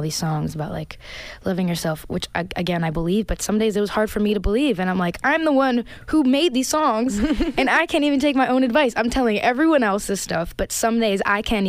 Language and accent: English; Brampton, Ontario, Canada; I grew up in Brampton, Ontario, which is a really multicultural place.